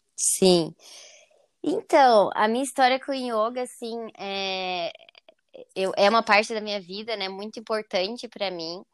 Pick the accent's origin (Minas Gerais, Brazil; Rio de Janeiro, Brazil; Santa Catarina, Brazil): Santa Catarina, Brazil; Joinville; eu sou de Joinville, Santa Catarina